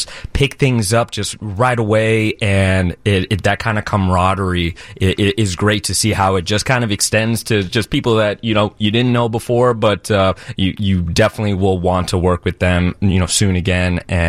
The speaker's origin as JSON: {"language": "English", "town": "Orlando", "region": "Florida", "country": "United States", "tie": "born or raised there", "moved": "yes", "lives_now": "Chicago, United States", "said": "Not originally. I grew up just outside Orlando."}